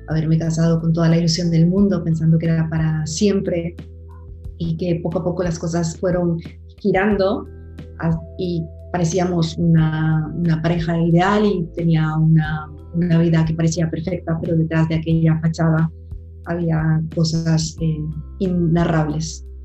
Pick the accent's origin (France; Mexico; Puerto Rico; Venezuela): Puerto Rico; also born or lived in Colombia; now in Spain; Soy eh, una colombiana, nací, nací en Colombia, crecí en Puerto Rico, la isla a la, que, adoro. Llegué a Puerto Rico en mi adolescencia